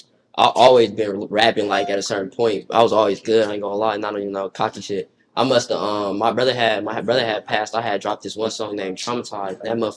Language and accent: English; Las Vegas, Nevada, United States; In West Side Las Vegas, I ain't gonna lie. You feel me? That's a part of me.